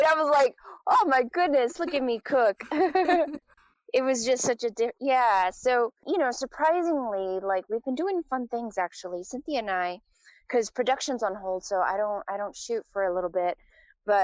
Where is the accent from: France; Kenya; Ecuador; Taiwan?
Taiwan; moved away; also born or lived in United States; I was raised in Taiwan from the time I was like 3 years old on.